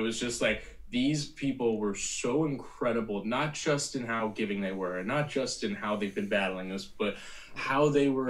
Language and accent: English; New Jersey, United States; And going to college in Indiana, despite growing up in Jersey, and those kind of things really help.